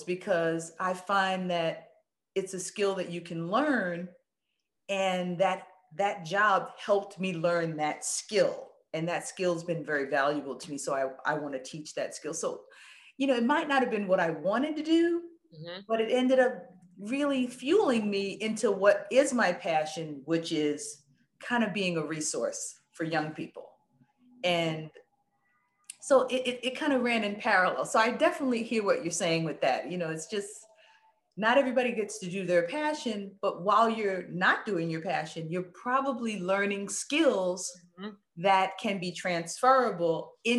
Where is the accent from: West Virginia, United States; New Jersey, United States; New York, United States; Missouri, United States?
New York, United States; New York City; I'm from the Bronx. I'm an inner city girl